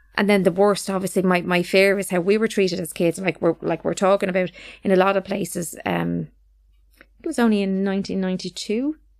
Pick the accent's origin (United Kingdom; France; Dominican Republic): United Kingdom; London; now in Ireland; all were born in, in London